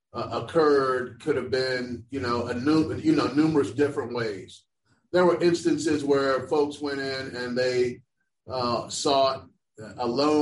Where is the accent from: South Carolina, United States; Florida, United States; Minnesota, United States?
Florida, United States; Orlando; I grew up in Orlando, Florida